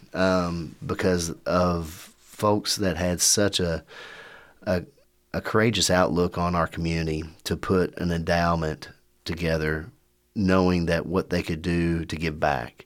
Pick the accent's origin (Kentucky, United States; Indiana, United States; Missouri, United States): Kentucky, United States; Winchester; also born or lived in Louisville, Kentucky / Lexington, Kentucky; I'm born and raised in Winchester